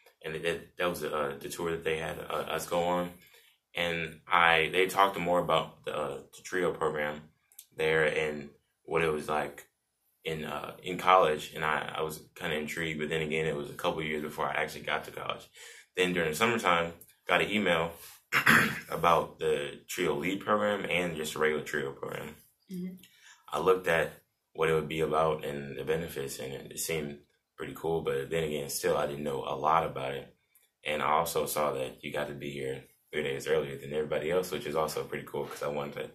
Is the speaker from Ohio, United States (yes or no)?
no; St. Louis, Missouri, United States; now in Columbia, United States; I'm from St. Louis, and I'm a freshman here at Mizzou.